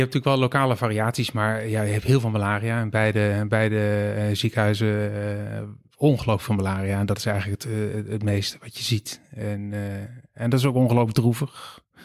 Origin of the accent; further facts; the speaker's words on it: Steenderen, Gelderland, Netherlands; moved away as an adult; also born or lived in Rotterdam / Amsterdam; Ik ben opgegroeid in Steeneren. Wie kent het niet? Dat is een klein dorpje in de Achterhoek